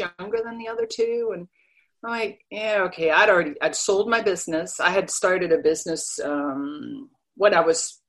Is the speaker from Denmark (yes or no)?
yes; Denmark; English is a second language; moved away as an adult; now in United States; I was born and raised in Denmark, so I'm an immigrant